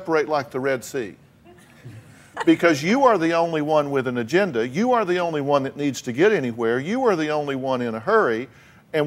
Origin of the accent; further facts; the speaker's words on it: Texas, United States; I'm from Texas